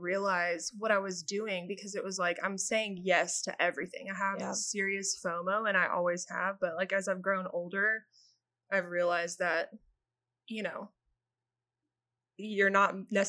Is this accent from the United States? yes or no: yes; Brentwood, Tennessee, United States; growing up in Brentwood